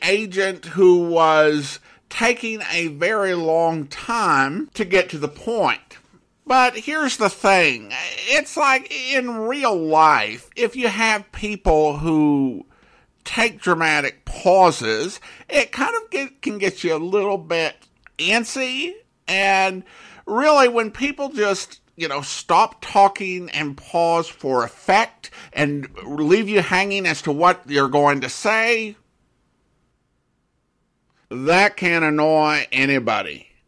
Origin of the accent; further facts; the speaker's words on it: Florida, United States; I grew up in South Florida